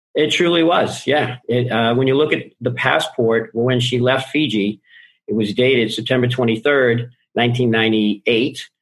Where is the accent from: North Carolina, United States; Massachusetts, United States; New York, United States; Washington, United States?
Massachusetts, United States; Boston; I grew up in Boston